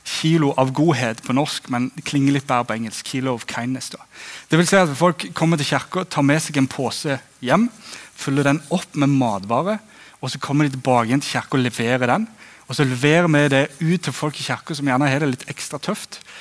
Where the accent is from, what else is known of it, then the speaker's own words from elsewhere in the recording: Egersund, Rogaland, Norway; moved away as an adult; also born or lived in Flekkerøy, Kristiansand; now in Kristiansand, Norway; som du hører på dialekten, så kommer jeg fra Egersund på Vestlandet